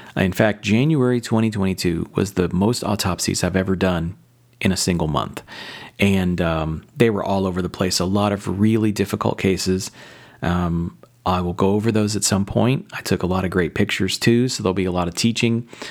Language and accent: English; Southern Indiana, United States; I grew up in Southern Indiana